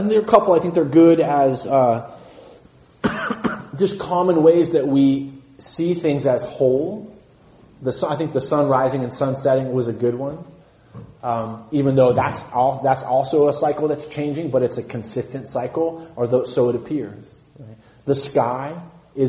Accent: Santa Cruz, California, United States; I grew up in Santa Cruz

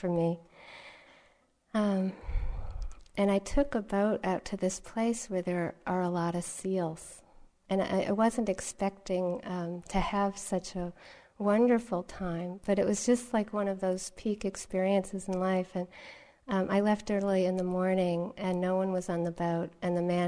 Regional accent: Massachusetts, United States; I grew up here in Massachusetts

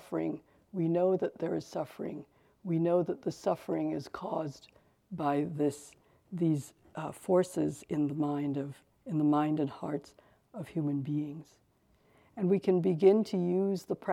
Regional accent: New York, United States; I'm from New York, I live in New York, a little out of the city, but I spent a lot of years living in the city

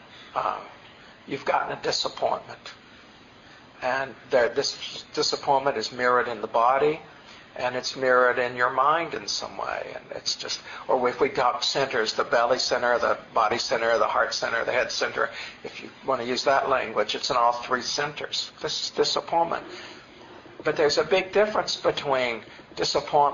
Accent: the Appalachians, Tennessee, United States; also born or lived in New York; now in California, United States; I grew up in Tennessee in the Appalachians, and then spent 10 years in New York, and then have been in California for the last 20 years

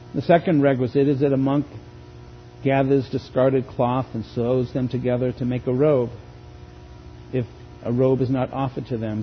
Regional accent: Boston, Massachusetts, United States; born or raised there; moved away

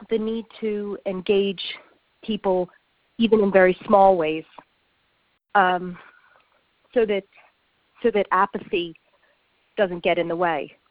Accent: United States; now in London, United Kingdom; I live in London, but I'm from America

